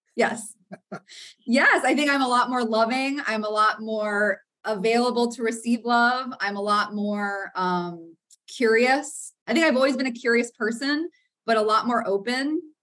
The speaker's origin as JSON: {"language": "English", "region": "Florida", "country": "United States", "tie": "born or raised there", "said": "I grew up in the South in Florida, but in a very white, predominantly Christian southern suburb."}